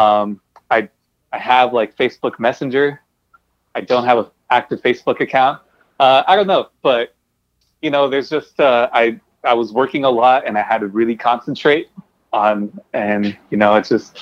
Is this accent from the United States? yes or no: yes; Bell, California, United States; also born or lived in Norwalk, California; I grew up in Bell and in, like, you know, eventually in, like, Norwalk and the Southeast